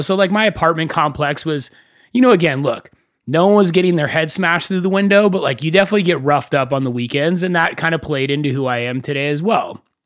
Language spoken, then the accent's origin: English; Thousand Oaks, California, United States; also born or lived in Agoura Hills, California / Wisconsin / West Hollywood, California; I grew up in Thousand Oaks, California